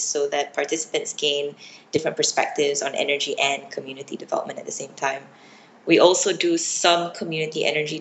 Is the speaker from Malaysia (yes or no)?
yes; Penang, Malaysia; moved away as an adult; also born or lived in United States; I was born and grew up in Penang, which is a little island state.